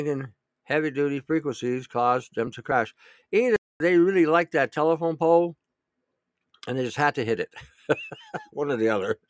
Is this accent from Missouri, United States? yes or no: no; Michigan, United States; moved away; I grew up in Michigan